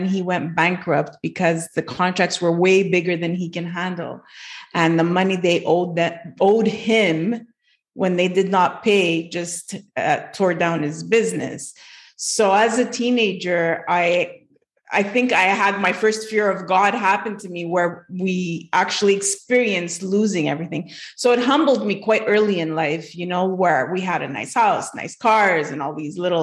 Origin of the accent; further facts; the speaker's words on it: Montreal, Quebec, Canada; I'm from Montreal, Quebec